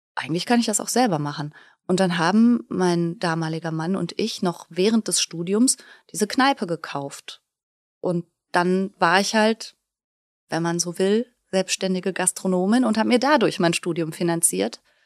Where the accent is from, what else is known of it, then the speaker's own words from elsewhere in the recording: Duisburg, North Rhine-Westphalia, Germany; also born or lived in Bergisch Gladbach / Bochum; now in Rheinberg, Germany; Ich bin äh, in Duisburg groß geworden und dann habe ich in Bochum studiert